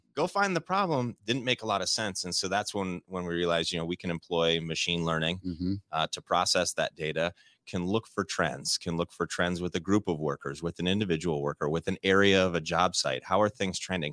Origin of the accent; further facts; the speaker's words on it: Midwest, United States; growing up in the Midwest